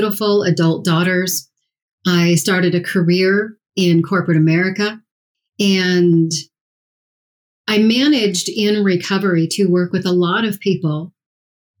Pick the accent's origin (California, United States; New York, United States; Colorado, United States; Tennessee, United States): Colorado, United States; I grew up here in Colorado